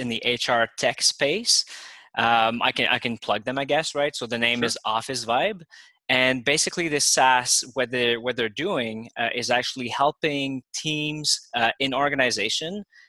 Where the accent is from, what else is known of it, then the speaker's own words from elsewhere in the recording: Montreal, Quebec, Canada; now in Toronto, Canada; I'm from Montreal myself, but I was already living in Toronto